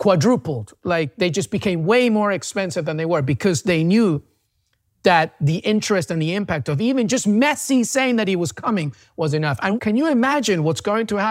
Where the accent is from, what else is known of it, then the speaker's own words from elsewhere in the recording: England, United Kingdom; also born or lived in Peru; now in United States; I'm Peruvian, but I grew up in England and now I'm in the US